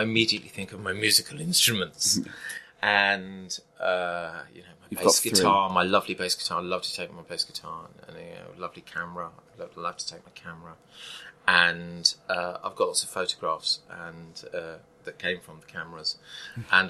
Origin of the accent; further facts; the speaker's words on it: Leicester, East Midlands, United Kingdom; also born or lived in North London; now in London, United Kingdom; I come from Leicester